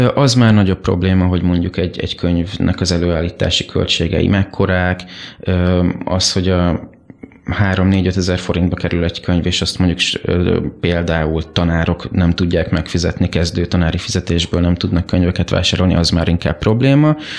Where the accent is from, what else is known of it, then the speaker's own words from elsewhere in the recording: Mosonmagyaróvár, Győr-Moson-Sopron, Hungary; moved away as an adult; now in Budapest, Hungary; én sokáig éltem egy kisvárosban, Moson-Magyaróváron, ami a szülővárosom is egyben